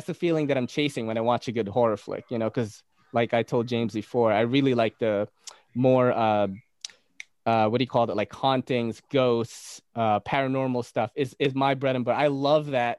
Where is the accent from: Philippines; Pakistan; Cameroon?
Philippines; Naga, Bicol Region; moved away; I came from the Philippines, from a region known as Bicol. I was born in Naga City